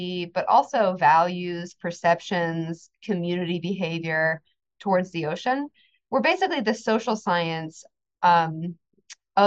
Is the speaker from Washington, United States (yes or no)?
no; Kansas, United States; I grew up in Kansas, so the landlocked environment.